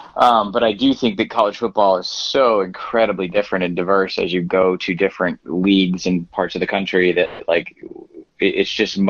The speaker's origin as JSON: {"language": "English", "region": "the South", "country": "United States", "said": "I have no family Big Ten connection whatsoever. Obviously I'm from the South."}